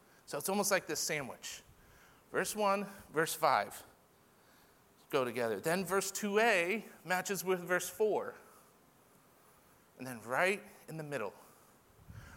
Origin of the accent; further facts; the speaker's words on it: Florida, United States; I'm from Florida